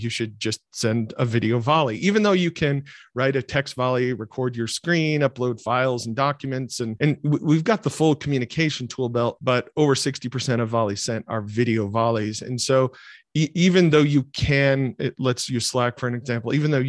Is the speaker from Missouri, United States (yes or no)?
no; Michigan, United States; So growing up in Michigan, I grew up in a loving family